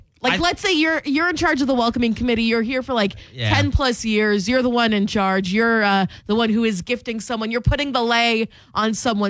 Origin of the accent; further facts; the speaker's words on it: East Coast, United States; now in Iowa, United States; I'm a Midwestern transplant, too. I'm originally from the East Coast.